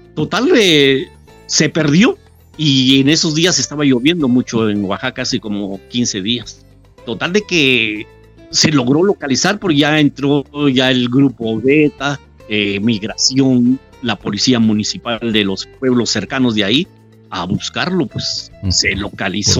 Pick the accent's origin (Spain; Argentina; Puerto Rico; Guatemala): Guatemala; Quetzaltenango; now in Mexico; yo soy de Guatemala, ¿de dónde? De Shela